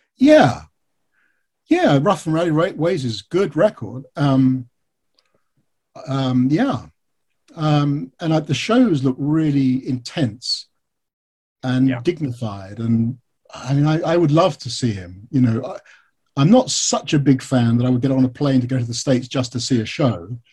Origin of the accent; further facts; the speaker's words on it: United Kingdom; I'm British